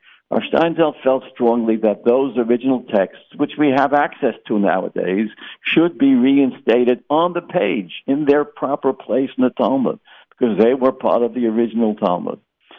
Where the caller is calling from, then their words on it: Boca Raton, Florida, United States; I'm speaking from Century Village in Boca Raton